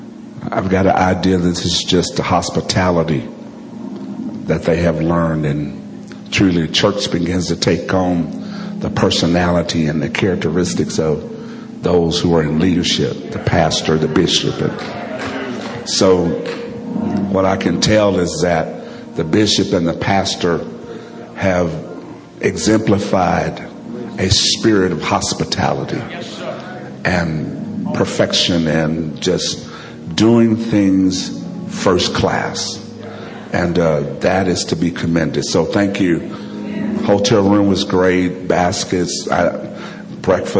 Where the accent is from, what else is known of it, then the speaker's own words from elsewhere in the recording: Alabama, United States; I'm from Alabama